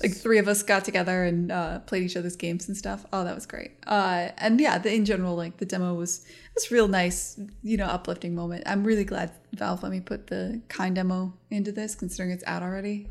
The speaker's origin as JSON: {"language": "English", "country": "United States", "said": "as an American"}